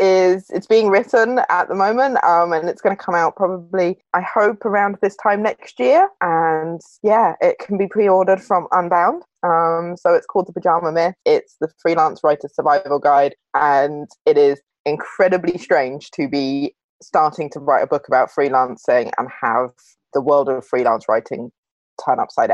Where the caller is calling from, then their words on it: London, United Kingdom; I'm calling from my bedroom in Islington.